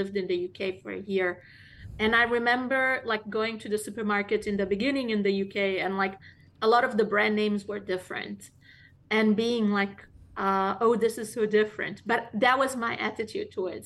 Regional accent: Mozambique; moved away as an adult; now in United States; I'm not from South Africa, the country. I'm from Mozambique

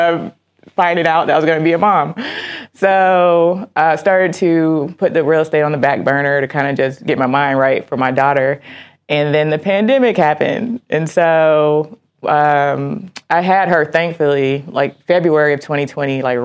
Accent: Miami, Florida, United States; moved away as an adult; now in Detroit, United States; I'm born and raised in Miami, Florida, and I'm an Army veteran

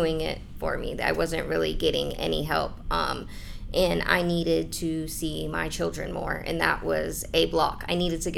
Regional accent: Brevard County, Florida, United States; also born or lived in Orlando; I'm from Brevard County, so I was out here in Orlando

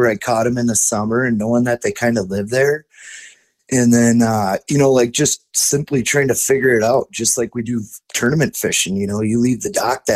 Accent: Forest Lake, Minnesota, United States; I grew up on Forest Lake, north of the Twin Cities

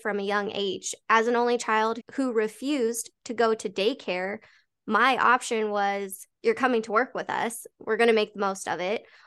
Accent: Colorado, United States; Born and raised in Colorado

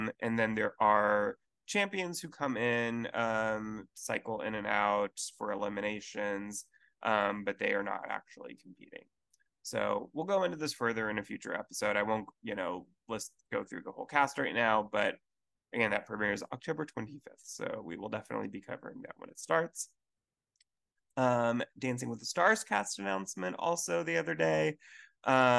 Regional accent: Houston, Texas, United States; Houston, which is super exciting for me, my hometown.

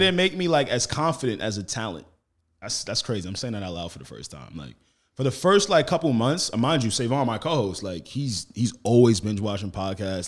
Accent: Roosevelt, New York, United States; I was raised on the same block Flavor Flavor was raised.

